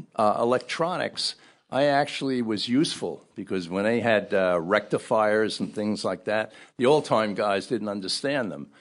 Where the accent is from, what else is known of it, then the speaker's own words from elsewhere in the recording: Ridgefield Park, New Jersey, United States; also born or lived in Brooklyn, New York; I was born in Brooklyn, in Bay Ridge, Brooklyn. But we moved to, uh, northern New Jersey, Ridgefield Park, and that's kinda where I grew up.